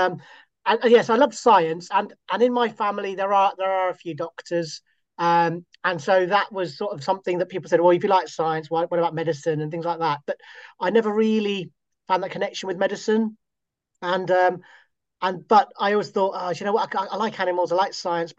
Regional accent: Scotland, United Kingdom; moved away; born and bred in Scotland, and so I've lived all over the UK

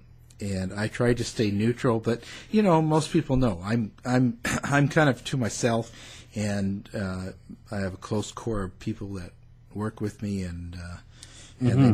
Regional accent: Canada; we are Canadian

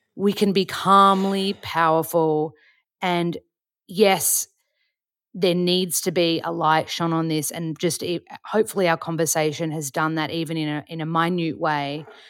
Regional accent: Australia; we're both white, we're Australian

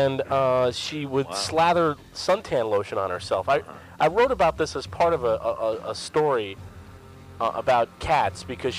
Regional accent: Lindenhurst, New York, United States; when I was growing up in Lindenhurst, Long Island.

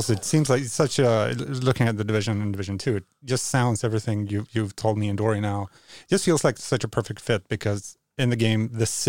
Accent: Skåne, Sweden; English is a second language; It's kind of, we're very close to Copenhagen where Dora lives, and it's kind of the same thing between our cities. We're very close, but we're certainly not Danish and the other way around.

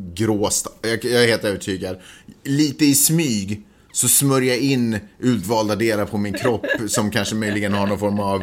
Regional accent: Sweden; now in Los Angeles, United States; jag är svensk

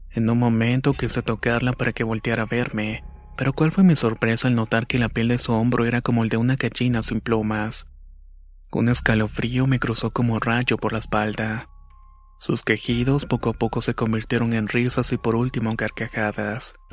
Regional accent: Yaracuy, Venezuela; soy de Venezuela, específicamente del estado Yaracuy. En mi región es normal escuchar historias de la Sayona

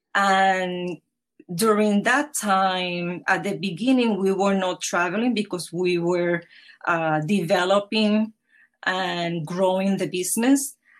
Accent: Puerto Rico; now in New York, United States; Home is Puerto Rico. It is in the Caribbean

